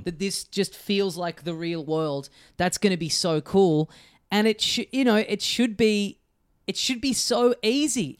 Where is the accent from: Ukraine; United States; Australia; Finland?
Australia; as an Australian